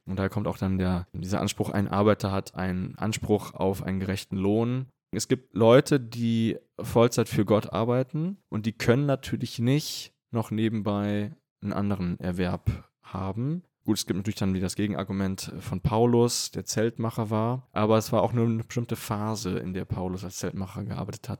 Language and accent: German; Germany; moved away as an adult; also born or lived in Vienna, Austria; now in Münster, Germany; Münster eigentlich relativ nah liegt bei meiner Heimat. Und ich hatte auch den Wunsch, mal wieder nach Deutschland zurückzukehren.